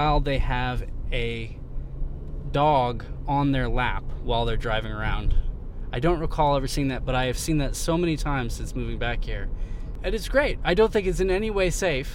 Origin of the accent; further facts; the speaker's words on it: Milton, Massachusetts, United States; We're in my hometown of Milton, Massachusetts